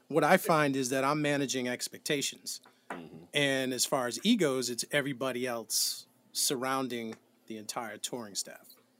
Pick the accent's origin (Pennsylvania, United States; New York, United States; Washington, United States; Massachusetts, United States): Massachusetts, United States; New Bedford; I'm from New Bedford, Massachusetts